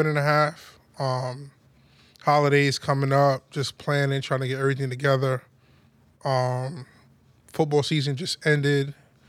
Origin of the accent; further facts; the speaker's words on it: United States; I'm American.